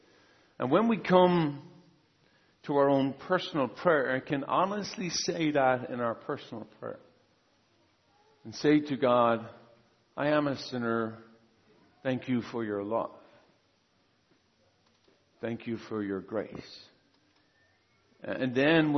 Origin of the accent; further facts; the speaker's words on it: Ireland; now in San Jose, United States; I'm from Ireland originally, but I'm from San Jose.